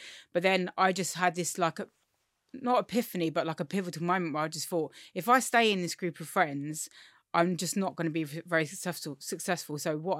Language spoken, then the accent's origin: English; Forest Hill, London, United Kingdom; So I grew up in Forest Hill, Southeast London, which is quite gentrified now, actually. But when I grew up, it really wasn't. I grew up in a working class family.